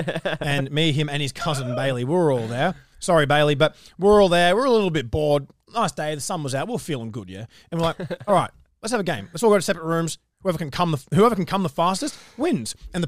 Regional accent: Newcastle, New South Wales, Australia; That's where I'm from. That's where we're both from.

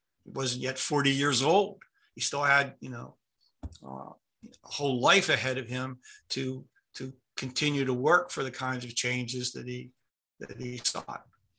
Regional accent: Pittsburgh, Pennsylvania, United States; But I grew up in Pittsburgh, and in the 1950s and 60s, areas of Pittsburgh that were populated by African Americans were devastated.

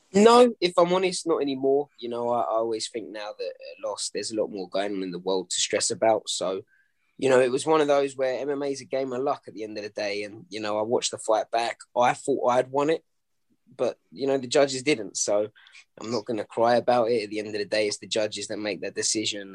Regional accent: London, United Kingdom; the crowds, you know, in the O2 hmm. Indigo mm. in my hometown

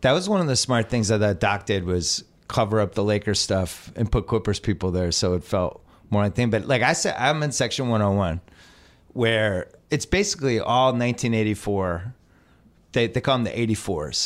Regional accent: Boston, Massachusetts, United States; now in Los Angeles, United States; I'm from Boston

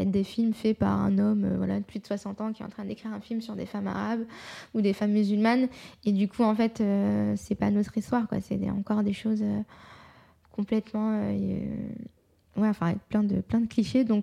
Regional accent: France; je suis française à 100%, mais je suis aussi euh, marocaine, je suis aussi musulmane

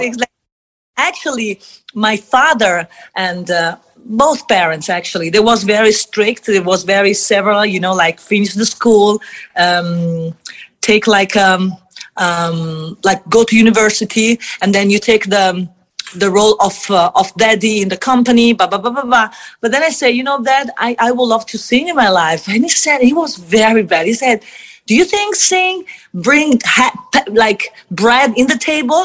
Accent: Italy; I come from Italy

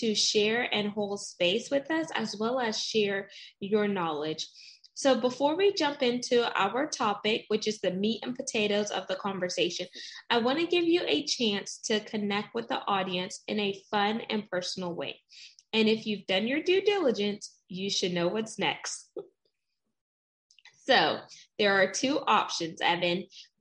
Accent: United States; I'm first generation American. So my mom is West Indian. She's from St. Vincent and the Grenadines

